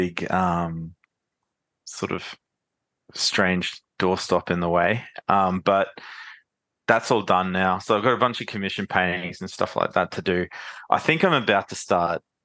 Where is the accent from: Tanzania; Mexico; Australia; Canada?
Australia; Brisbane, Queensland; I was from Brisbane